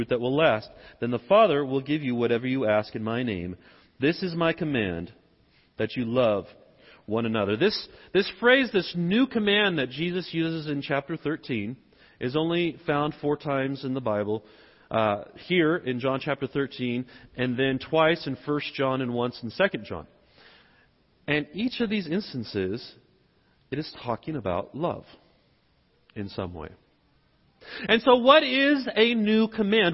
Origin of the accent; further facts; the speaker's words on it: the South, United States; accent: southern; I'm speaking with my southern accent.